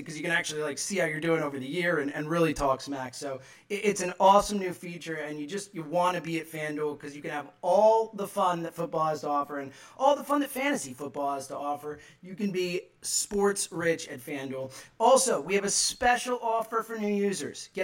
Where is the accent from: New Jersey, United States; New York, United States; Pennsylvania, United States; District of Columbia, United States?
Pennsylvania, United States; Philadelphia; in Philly, where I am, my hometown